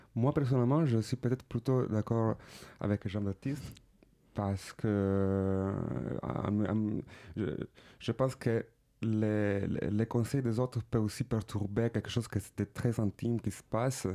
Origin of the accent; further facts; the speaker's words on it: Palermo, Sicily, Italy; French is a second language; moved away; also born or lived in Milan / Paris; je viens de Palerme, Sicile